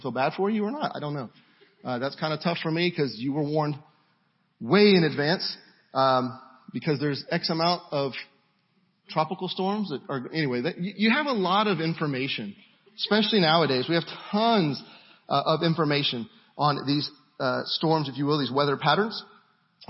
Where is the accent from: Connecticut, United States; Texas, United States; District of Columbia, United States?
Texas, United States; Houston; I am from the Houston area. Don't throw anything. But I am from the Houston area. Where I'm from, we watch out for storms that have names